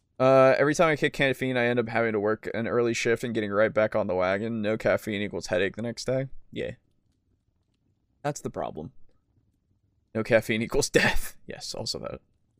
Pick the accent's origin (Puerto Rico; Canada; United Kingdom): United Kingdom; Source, I am British.